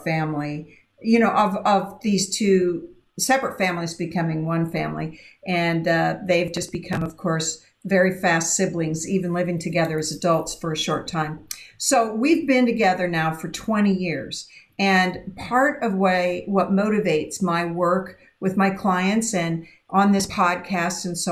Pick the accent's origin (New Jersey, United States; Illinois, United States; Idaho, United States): Idaho, United States; I grew up in Idaho, and we didn't have, we just had white people in my hometown